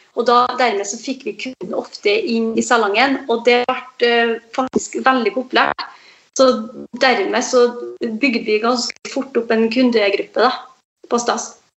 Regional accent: Aure, Møre og Romsdal, Norway; moved away; also born or lived in Trondheim; min eh, frisørkarriere starta i hjembygda mi, i Aure.

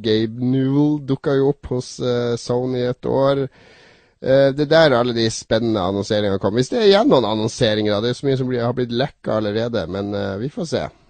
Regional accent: Harstad, Troms, Norway; moved away; da jeg var hjemme i Harstad, kom hjem tidlig fra universitetet

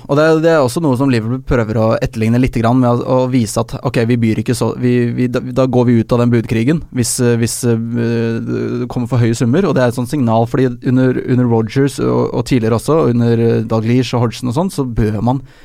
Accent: Oslo, Norway; Jeg er ikke fra Drammen, jeg er fra Oslo

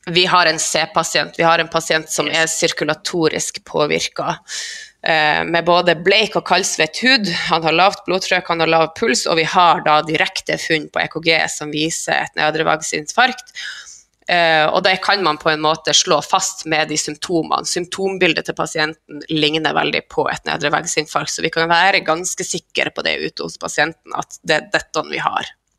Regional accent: Skjervøy, Troms, Norway; moved away; Skjervøy er ei knøttlita øy helt i Nord-Troms, på grensa til Finnmark. Der er jeg ifra

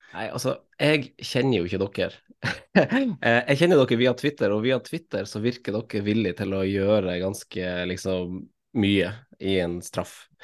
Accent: Finnsnes, Troms, Norway; also born or lived in Oslo; now in Asker, Norway; jeg er jo fra Finnsnes

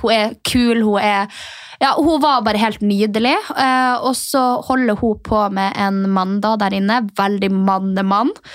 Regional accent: Alta, Finnmark, Norway; moved away as an adult; now in Oslo, Norway; vi gikk sammen på videregående i Alta

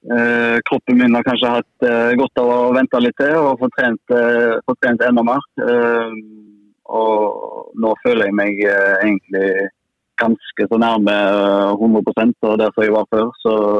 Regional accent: Haugesund, Rogaland, Norway; moved away as an adult; now in Molde, Norway; hjemme i Haugesund

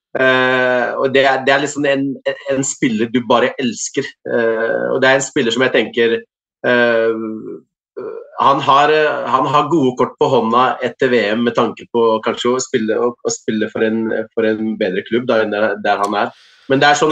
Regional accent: Morocco; now in Norway; familie i, i landsbyen jeg kommer fra

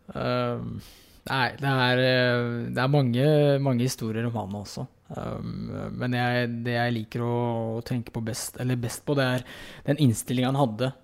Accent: Fredrikstad, Østfold, Norway; moved away as an adult; also born or lived in Heerenveen, Netherlands; jeg er hjemme i Fredrikstad

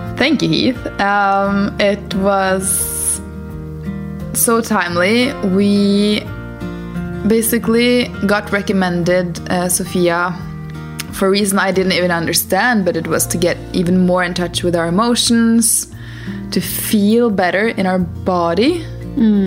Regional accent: Norway; now in Portugal; we're from Norway, currently based in Portugal.

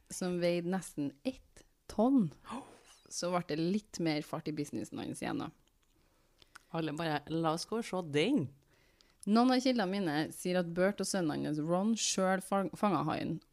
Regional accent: Trøndelag, Norway; Eh, jeg kan fortelle én ting som ekte trønder.

